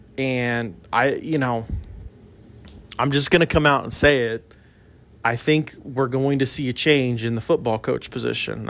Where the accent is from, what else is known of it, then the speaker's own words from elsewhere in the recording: El Paso, Texas, United States; moved away; I grew up in El Paso, and in El Paso, we have a university called U T E P